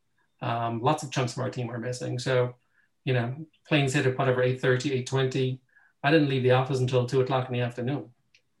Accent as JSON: {"language": "English", "country": "Ireland", "moved": "as an adult", "lives_now": "London, United Kingdom", "said": "I'm Irish"}